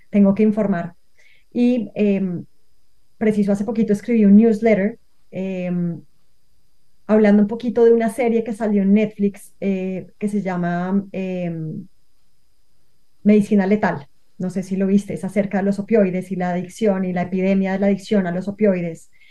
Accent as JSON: {"language": "Spanish", "region": "Bogotá", "country": "Colombia", "tie": "born or raised there", "moved": "yes", "lives_now": "Cali, Colombia", "said": "yo nací en Bogotá, pero yo hoy en día no vivo en Bogotá, vivo en Cali"}